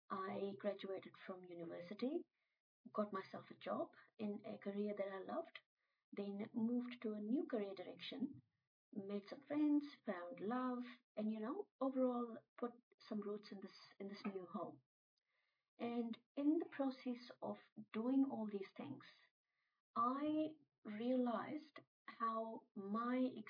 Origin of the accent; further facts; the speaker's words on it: India; moved away as an adult; now in New Zealand; when I was 24 years old, I moved from India to New Zealand as an international student